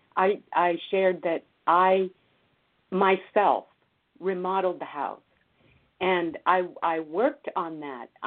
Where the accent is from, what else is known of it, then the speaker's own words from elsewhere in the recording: Cuba; moved away; I am Hispanic. I was born in Cuba